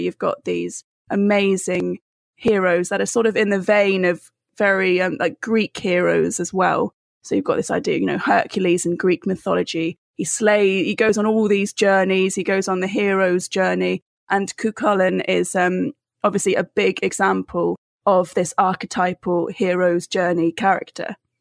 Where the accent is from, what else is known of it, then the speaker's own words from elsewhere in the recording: United Kingdom; also born or lived in Cornwall / Wales; I'm Cornish and Welsh.